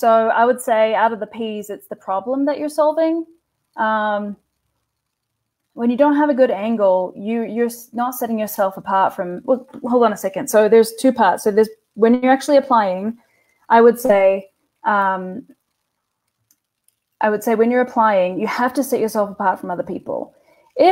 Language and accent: English; New Zealand; I'm a lesbian from New Zealand